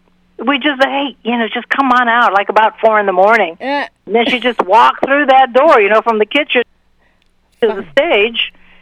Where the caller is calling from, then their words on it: Goshen, Massachusetts, United States; Goshen, Massachusetts, where I live at on the IMA property, where we do our rock and roll girls camps